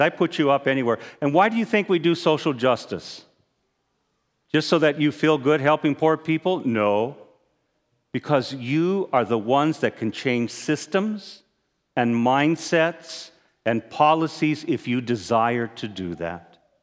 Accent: Arizona, United States; I'm a native Arizonan. I hunt and fish. I also have gun. That's part of growing up in Arizona

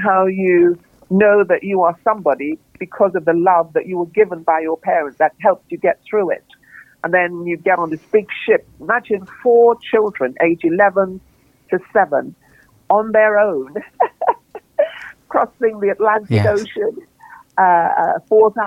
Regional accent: Trinidad & Tobago; moved away; I grew up in this incredible environment of vibrancy of Trinidad

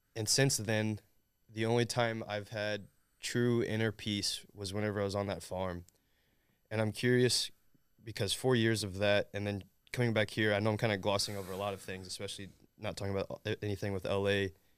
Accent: Southern Indiana, United States; I'm from Southern Indiana

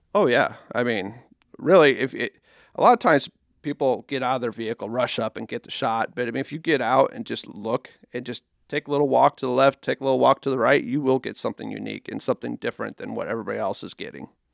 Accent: Nebraska, United States; moved away as an adult; now in Council Bluffs, United States; I grew up in Nebraska, I mean, across the river

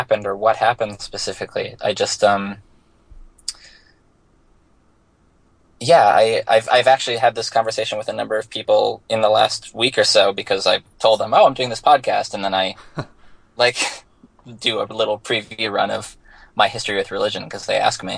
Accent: Bethesda, Maryland, United States; moved away as an adult; also born or lived in Virginia / Winston-Salem, North Carolina / New York City; I grew up in Washington, D.C., or specifically Bethesda, Maryland

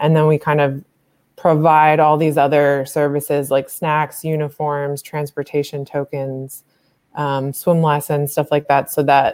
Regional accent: Massachusetts, United States; moved away as an adult; now in Philadelphia, United States; I grew up in Massachusetts

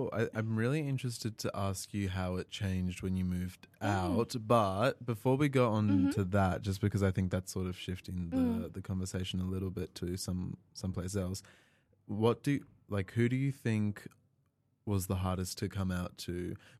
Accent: Melbourne, Victoria, Australia; moved away; I came from Melbourne, you know, so, like, yeah, big city

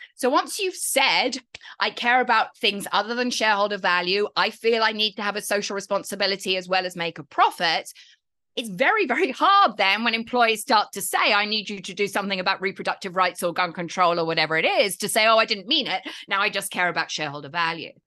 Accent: United Kingdom; I'm British

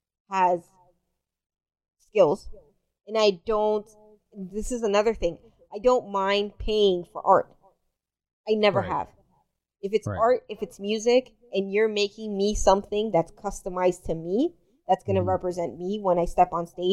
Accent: Dominican Republic; moved away; I'm from the Dominican Republic.

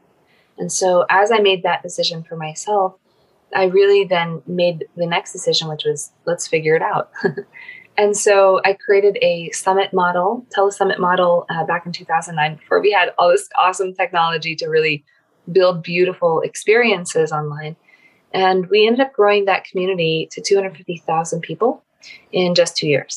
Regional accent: Philippines; I grew up in the Philippines

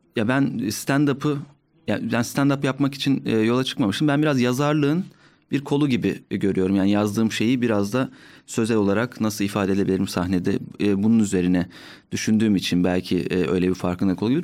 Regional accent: Ordu, Turkey; moved away as an adult; now in Ankara, Turkey; Ben Orduluyum

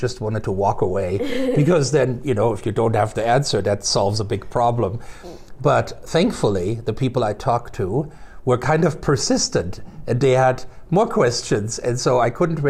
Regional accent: Germany; English is a second language; moved away as an adult; now in Missoula, United States; I was born and raised in Germany

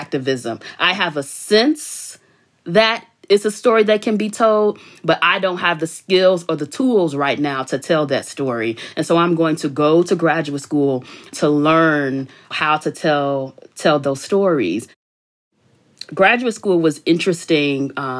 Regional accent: Chicago, Illinois, United States; I grew up in Chicago on the South Side in the 80s and 90s

